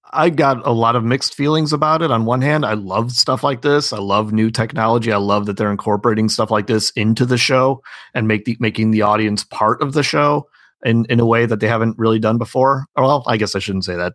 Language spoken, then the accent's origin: English; Illinois, United States; I'm from Illinois